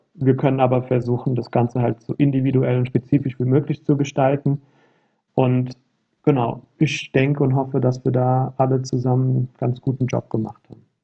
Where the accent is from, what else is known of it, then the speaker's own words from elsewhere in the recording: near Frankfurt, Hesse, Germany; ich komme ja selbst hier aus der Nähe von Frankfurt